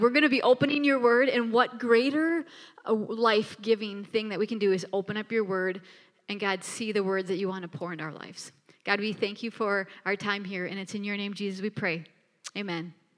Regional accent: Minneapolis, Minnesota, United States; now in Bismarck, United States; we are from Minneapolis, Minnesota

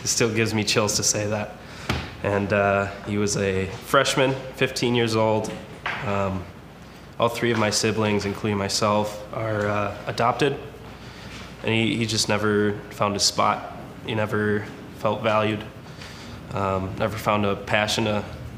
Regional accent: Milwaukee, Wisconsin, United States; moved away; I'm actually from Milwaukee originally

